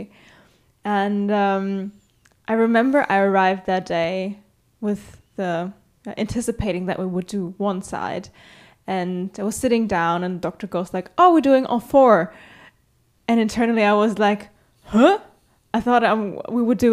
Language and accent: English; Germany; I'm from Germany